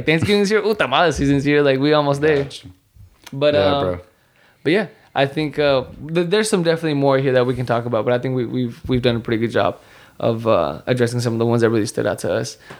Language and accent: English; United States; I am American, right? Like I was born here